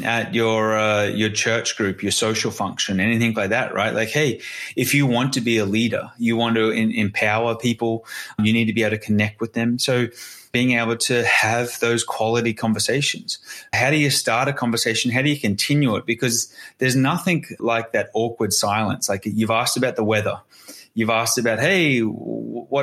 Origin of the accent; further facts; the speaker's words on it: Australia; I'm Australian.